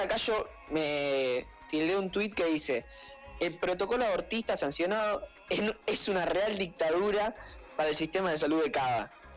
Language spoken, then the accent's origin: Spanish; Argentina; ser de Chicago, ser de Latinoamérica, Argentina, las Malvinas, eso, esto es mi patria